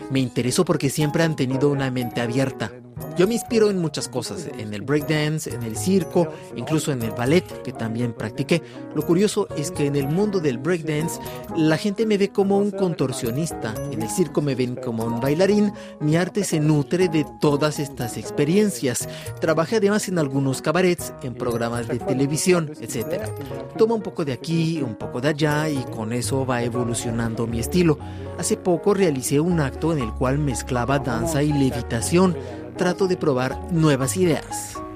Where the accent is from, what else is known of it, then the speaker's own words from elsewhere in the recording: Perros-Guirec, Brittany, France; moved away; Crecí en Perros Guirec en Bretaña